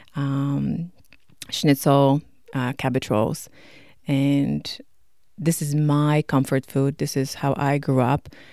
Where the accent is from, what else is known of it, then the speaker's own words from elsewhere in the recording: Poland; also born or lived in Toronto, Canada; now in Canada; I'm from Poland